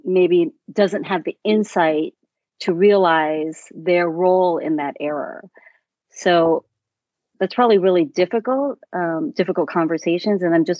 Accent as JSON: {"language": "English", "region": "East Coast", "country": "United States", "tie": "born or raised there", "said": "I grew up on the East Coast as well."}